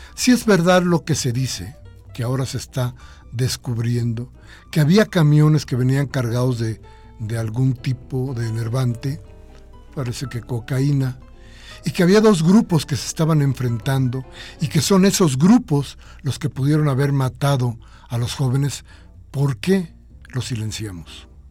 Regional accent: Mexico

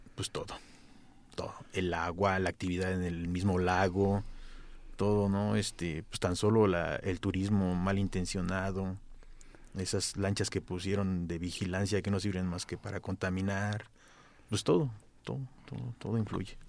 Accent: Mexico City, Mexico; Yo soy del barrio de Colhuacatzinco, Atlilic, Asunción

